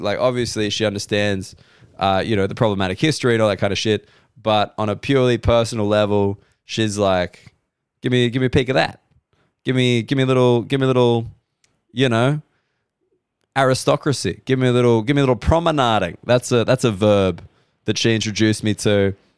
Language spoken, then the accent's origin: English; Sydney, New South Wales, Australia; Sydney's my hometown